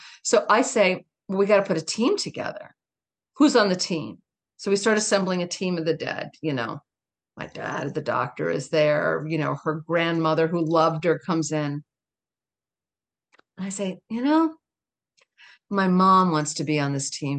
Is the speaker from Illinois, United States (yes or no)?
no; town next to Mattapoisett, Massachusetts, United States; I grew in the town next door